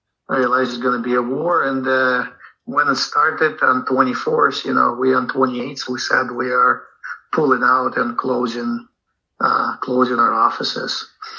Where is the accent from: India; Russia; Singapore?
Russia; Moscow; moved away as an adult; now in Seattle, United States; Well, I'm from Soviet Union, effectively, right? So I don't know if it's Russian or if, but yeah, I was born in Moscow. I moved here in 92.